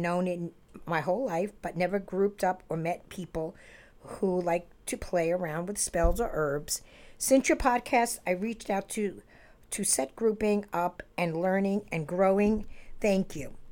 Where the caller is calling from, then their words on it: Utah, United States; I'm from Utah, and I have been binge listening to your podcast